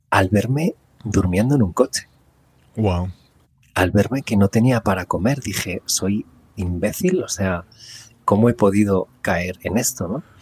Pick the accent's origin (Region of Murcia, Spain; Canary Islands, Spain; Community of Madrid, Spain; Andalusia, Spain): Community of Madrid, Spain; Madrid; moved away; also born or lived in California, United States; nací en Madrid. Lo que pasa que, que bueno, a los años me fui a vivir a, Estados Unidos. Estuve en California viviendo. Y fue una experiencia increíble. y, ahora pues vuelvo a vivir aquí en Madrid.